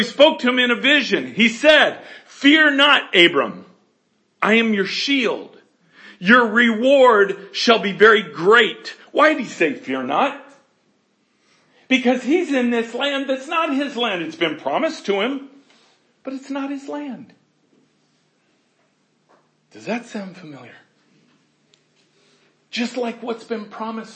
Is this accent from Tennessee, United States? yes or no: no; Colorado, United States; I'm from Colorado where God stays